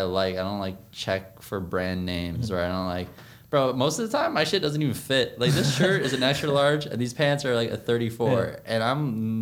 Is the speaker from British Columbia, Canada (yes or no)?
no; Toronto, Ontario, Canada; Born and raised in Scarborough